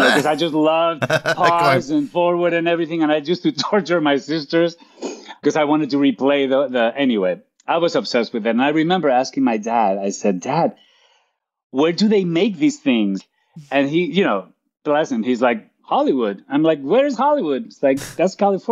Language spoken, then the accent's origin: English; Santander, Cantabria, Spain; English is a second language; moved away as an adult; now in Los Angeles, United States; I was born and raised in Spain. I was raised in northern Spain, in Santander